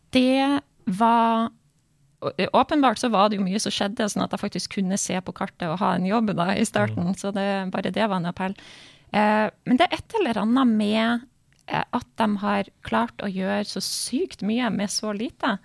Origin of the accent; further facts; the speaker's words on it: Bodø, Nordland, Norway; som sto på stua hjemme i Bodø